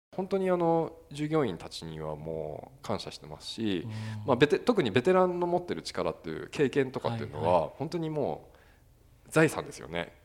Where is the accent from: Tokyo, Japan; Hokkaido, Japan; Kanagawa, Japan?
Hokkaido, Japan; Engaru; moved away; 地元に戻ってこの店で働くことがなければ